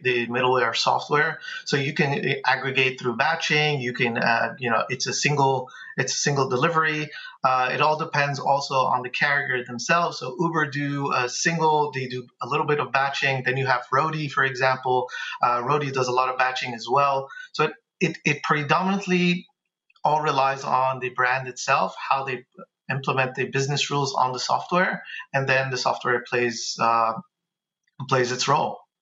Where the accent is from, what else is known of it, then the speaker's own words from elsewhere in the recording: New York City, New York, United States; now in Dallas, United States; I'm from Bay Ridge.